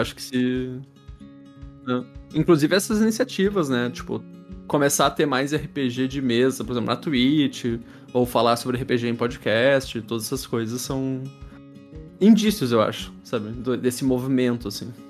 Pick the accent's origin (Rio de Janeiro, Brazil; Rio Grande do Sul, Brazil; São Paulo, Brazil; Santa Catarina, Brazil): Rio Grande do Sul, Brazil; Porto Alegre; sou de Porto Alegre